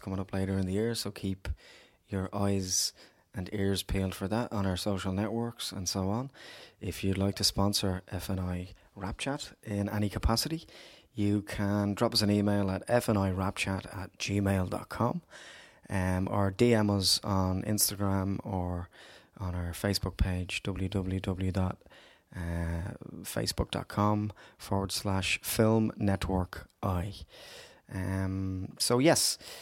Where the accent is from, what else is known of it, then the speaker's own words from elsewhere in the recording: Dublin, Leinster, Ireland; I grew up in Ballymun